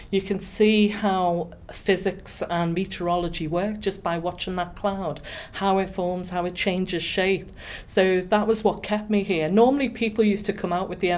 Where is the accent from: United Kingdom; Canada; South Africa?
United Kingdom; Liverpool, North West England; moved away as an adult; also born or lived in Bracknell, Berkshire / Birmingham; now in Gibraltar; I left home. I was from Liverpool, and that was the first job I got